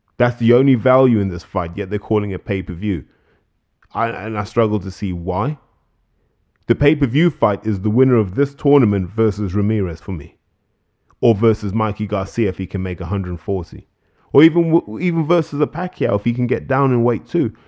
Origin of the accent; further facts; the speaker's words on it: United Kingdom; as British fans